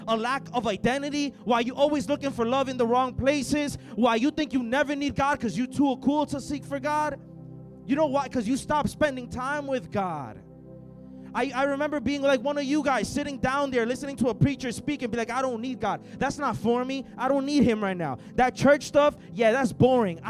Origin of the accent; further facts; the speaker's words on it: El Salvador; moved away; I'm from El Salvador.